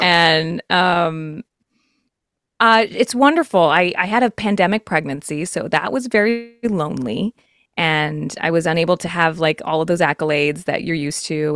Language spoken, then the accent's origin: English; Texas, United States; I'm from Texas